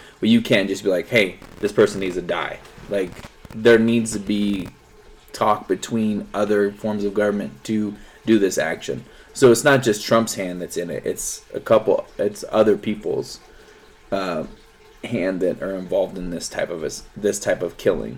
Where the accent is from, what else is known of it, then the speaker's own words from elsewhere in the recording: United States; I'm an American citizen. I love America. Like, the deepest core of me is American